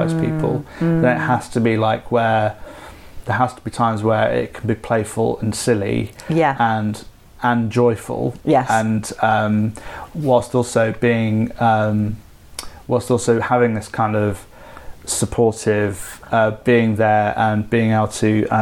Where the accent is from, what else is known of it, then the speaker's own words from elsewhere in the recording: Derby, East Midlands, United Kingdom; moved away; my hometown, where my home city, Derby